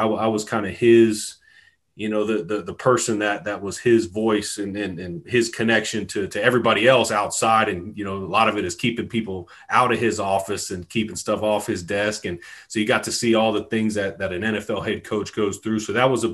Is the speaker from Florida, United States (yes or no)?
yes; Tampa, Florida, United States; moved away as an adult; also born or lived in West Virginia / Hampton, Virginia; now in Baton Rouge, United States; I'm born and raised in Tampa, Florida